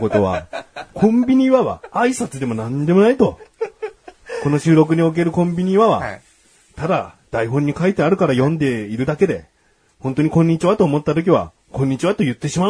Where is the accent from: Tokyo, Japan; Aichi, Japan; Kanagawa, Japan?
Kanagawa, Japan; Yokohama; 横浜出身ですけれども、はい、うん、あの家系も好きですけど、はい、一番は博多やはい、うん久留米熊本なりの、豚骨ラーメン